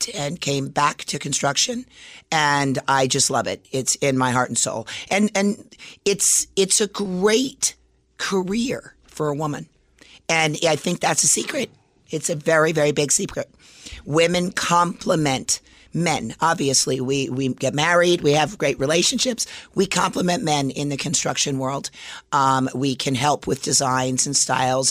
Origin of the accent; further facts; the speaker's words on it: Las Vegas, Nevada, United States; I grew up in Las Vegas